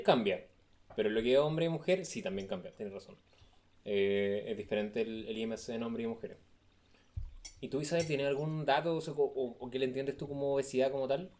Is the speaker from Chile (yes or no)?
yes; Chile; Chile, que es el, país donde yo nací